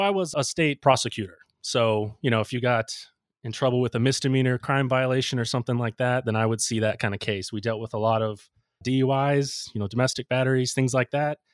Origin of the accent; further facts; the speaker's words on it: Ocala, Florida, United States; I wanted to work in my hometown, so I, I came back to Ocala